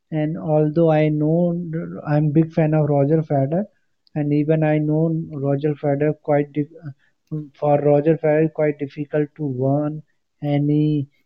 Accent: India; I'm from India.

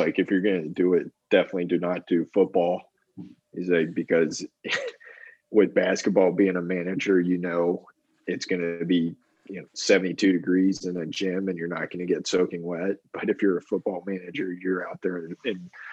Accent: Huntington, West Virginia, United States; moved away as an adult; also born or lived in Cincinnati, Ohio; I grew up in Huntington, West Virginia, but from Cincinnati originally

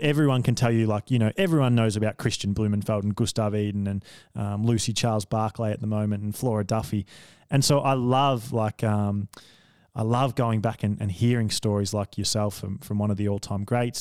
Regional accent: Victoria, Australia; I came from Victoria

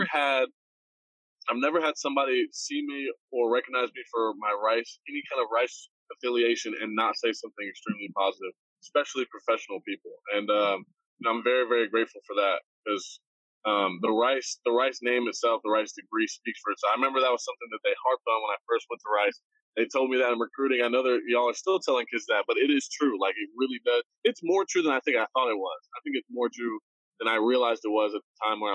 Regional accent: Austin, Texas, United States; moved away; I grew up in Austin. So it was like coming back to my hometown

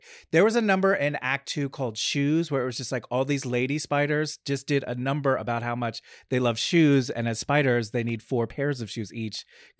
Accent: Red Bank, New Jersey, United States; I'm from New Jersey, a small town called Red Bank, New Jersey

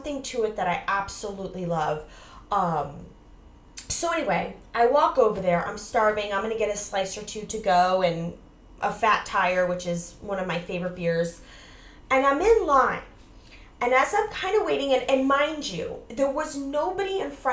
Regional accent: Largo, Florida, United States; now in New York City, United States; I grew up in the Largo area, which is a sub-city of St. Petersburg

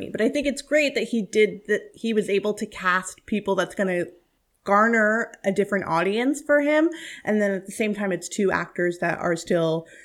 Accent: India; I, look, I'm Indian. That's my life.

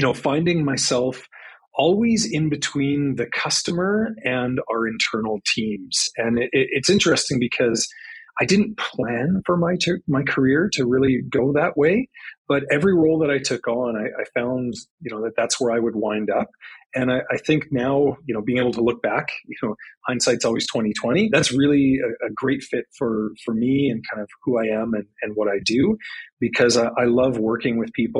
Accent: Saskatoon, Saskatchewan, Canada; moved away as an adult; also born or lived in Swift Current, Saskatchewan; now in Calgary, Canada; I'm originally from Saskatchewan, born in Swift Current, grew up in Saskatoon

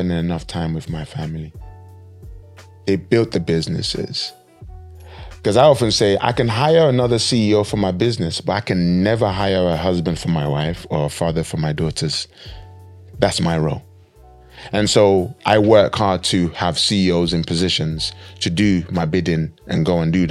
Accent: Nigeria; moved away; we come from Nigeria, and there was time, many of us in Nigeria growing up, we didn't have lots of money at all

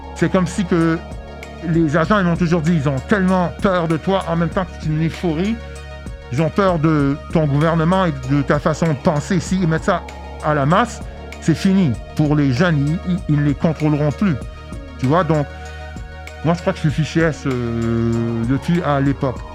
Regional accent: Montreal, Quebec, Canada; also born or lived in Queens, New York / Brooklyn, New York; je viens de Montréal

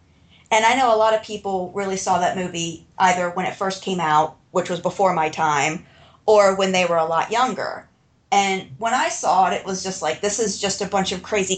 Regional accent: Ireland; I'm Irish. And the rule with real Irish people is if there were no bad luck, we would have none.

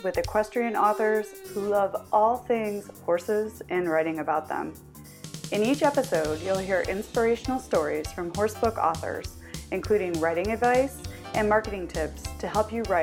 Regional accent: Michigan, United States; I'm actually from Michigan

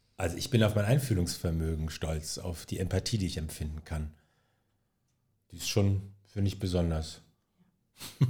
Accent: Osnabrück, Lower Saxony, Germany; also born or lived in Ghana / East Germany (GDR); Schule und ähm, Abi äh, habe ich dann in Osnabrück gemacht

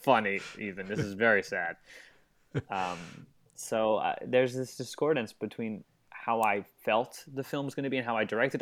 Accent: Long Island, New York, United States; moved away as an adult; now in Los Angeles, United States; New York, Long Island, where I grew up

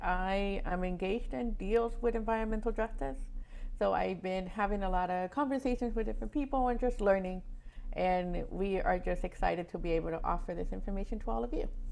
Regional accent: Ecuador; now in West Palm Beach, United States; I am originally from Ecuador

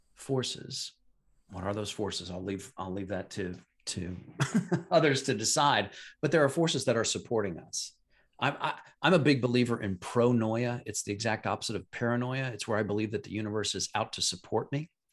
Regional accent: Midwest, United States; I'm from the Midwest

